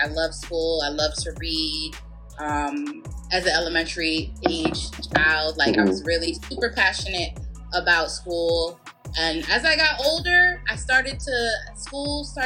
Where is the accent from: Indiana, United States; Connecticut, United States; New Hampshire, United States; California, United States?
Connecticut, United States; Bridgeport; moved away as an adult; also born or lived in Baltimore, Maryland; I grew up in Bridgeport, Connecticut, and both of my parents are from Jamaica